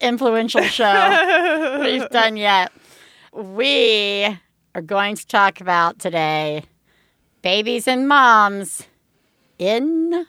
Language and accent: English; Alabama, United States; I'm from Alabama